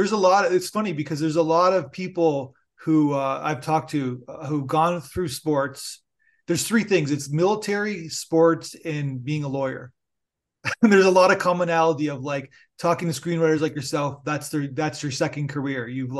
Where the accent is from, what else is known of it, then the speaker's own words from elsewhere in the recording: Niagara Falls, New York, United States; I'm a huge football fan, a Buffalo Bills diehard fan. And because I'm from Niagara Falls, and basically it's like I see a story that takes place.